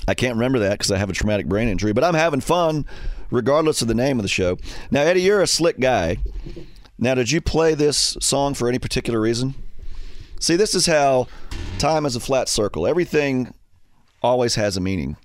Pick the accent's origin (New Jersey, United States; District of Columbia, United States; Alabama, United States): Alabama, United States; now in Indiana, United States; I'm up here in Indiana now. I grew up in Alabama